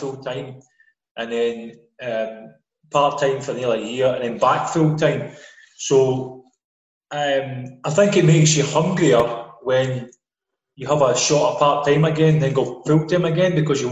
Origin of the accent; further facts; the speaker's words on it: Paisley, Scotland, United Kingdom; also born or lived in Singapore; I was born in Paisley and grew up in Ralston.